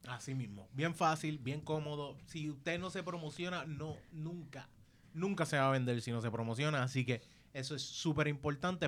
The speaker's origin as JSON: {"language": "Spanish", "town": "Caguas", "country": "Puerto Rico", "said": "soy de Caguas"}